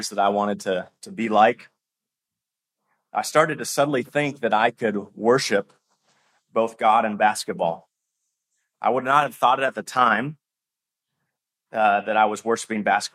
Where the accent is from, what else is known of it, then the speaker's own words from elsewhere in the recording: Kentucky, United States; I grew up in Kentucky, and Kentucky's known for being a basketball state